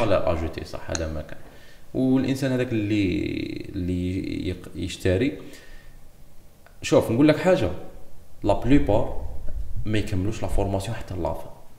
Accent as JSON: {"language": "Arabic", "country": "Algeria", "moved": "as an adult", "lives_now": "Algiers, Algeria", "said": "انا كنت في مدينتي مدينه صغيره"}